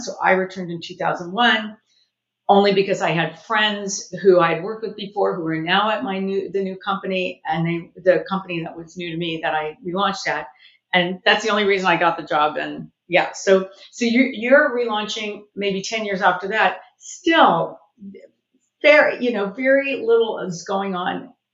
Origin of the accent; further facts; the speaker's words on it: Southern California, United States; I'm actually born and raised in Southern California, and I worked